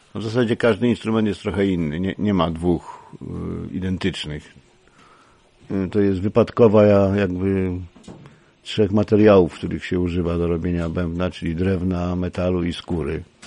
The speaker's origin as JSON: {"language": "Polish", "town": "Kraków", "region": "Lesser Poland", "country": "Poland", "tie": "born or raised there", "moved": "as an adult", "lives_now": "Dąbrówka, Poland", "said": "ja pierwsze 20 lat swojego życia spędziłem w Krakowie. W ogóle jestem urodzony Krakusem."}